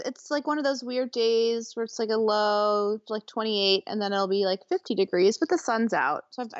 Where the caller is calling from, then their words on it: Memphis, Tennessee, United States; I'm fantastic. I'm reporting from Memphis, Tennessee.